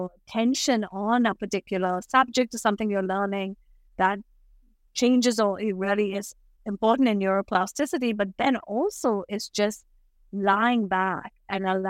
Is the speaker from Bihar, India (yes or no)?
no; Mumbai, Maharashtra, India; now in New York City, United States; I grew up in Bombay in India, Mumbai